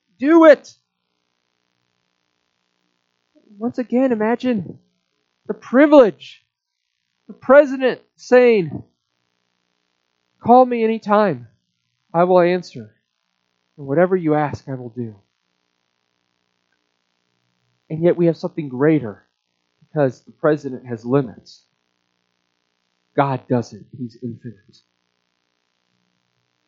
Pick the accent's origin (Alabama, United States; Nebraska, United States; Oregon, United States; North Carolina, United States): Nebraska, United States; Omaha; moved away; in Omaha when I lived there. That was my hometown. Grew up there